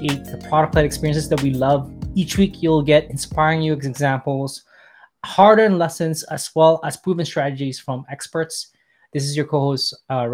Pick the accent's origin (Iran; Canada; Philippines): Canada; I'm Canadian